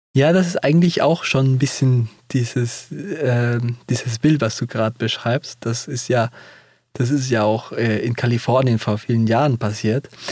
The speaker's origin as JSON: {"language": "German", "country": "Peru", "second_language": "German", "moved": "yes", "said": "Ich komme auch ja selber aus Peru"}